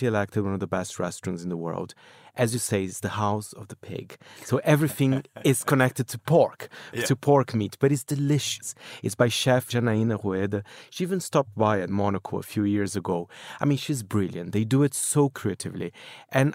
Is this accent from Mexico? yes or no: no; São Paulo, Brazil; moved away; my hometown